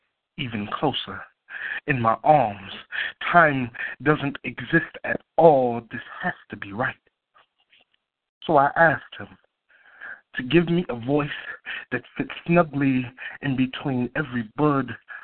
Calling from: Dallas, Texas, United States; I'm calling from Dallas.

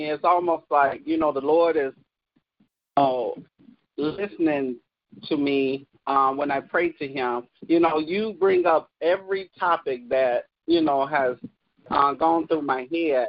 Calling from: Kalamazoo, Michigan, United States; I'm from Kalamazoo, Michigan.

